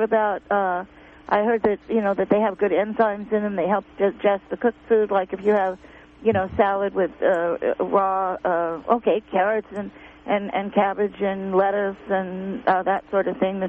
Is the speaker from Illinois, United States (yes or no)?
no; Garberville, California, United States; I'm from Garverville.